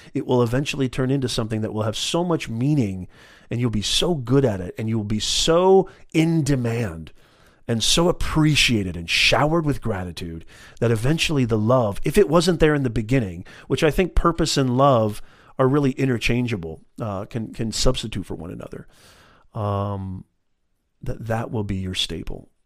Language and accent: English; Orange County, California, United States; I'm from the Orange County area as well in California